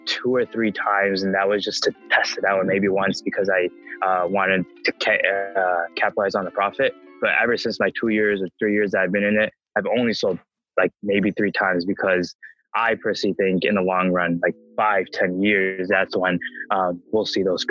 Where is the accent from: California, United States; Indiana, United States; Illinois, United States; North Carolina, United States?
Illinois, United States; Chicago suburb; also born or lived in Flint, Michigan; I was born in Flint, Michigan. I moved here when I was around maybe like two or three. I live in a suburb in Chicago